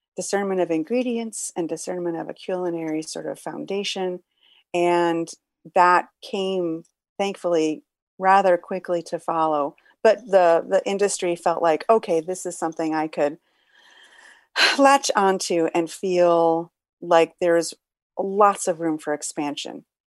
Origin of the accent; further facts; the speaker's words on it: Detroit, Michigan, United States; moved away; back in Detroit, my hometown